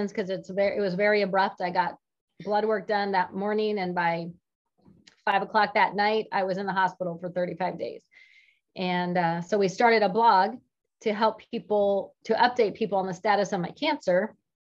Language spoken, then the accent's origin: English; West Coast, United States; moved away as an adult; also born or lived in California / Joplin, Missouri; now in Springfield, United States; I currently live in Springfield, Illinois, but I'm originally from the West Coast